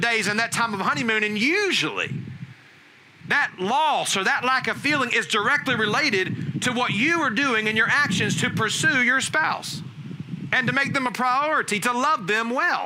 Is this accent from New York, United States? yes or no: no; Alabama, United States; growing up in Alabama, we had some sheep